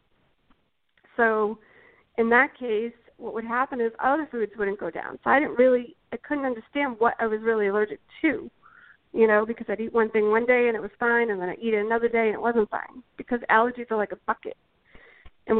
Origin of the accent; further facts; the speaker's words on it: Massachusetts, United States; I'm originally from Massachusetts